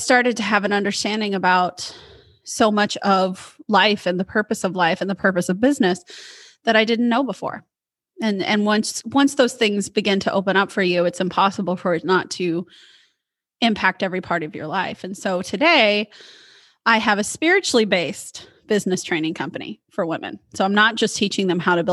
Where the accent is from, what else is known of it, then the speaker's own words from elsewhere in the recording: Midwest, United States; moved away; also born or lived in Portland, Oregon; I'm from the Midwest. And so being the good Midwestern woman that I was